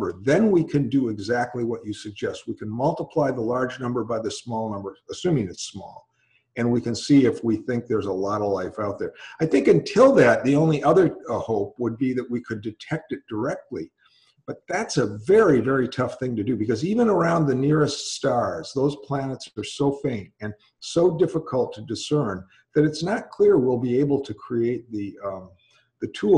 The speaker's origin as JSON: {"language": "English", "town": "Milwaukee", "region": "Wisconsin", "country": "United States", "tie": "born or raised there", "also_born_or_lived": "California", "moved": "yes", "said": "Where I grew up. Oh, I grew up in Milwaukee, Wisconsin"}